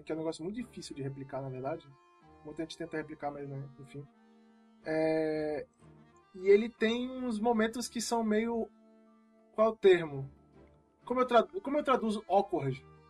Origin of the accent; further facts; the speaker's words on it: Formiga, Minas Gerais, Brazil; moved away; quando eu era moleque, eu morava em Minas Gerais, estava uma cidadezinha lá do interior chamada Formiga.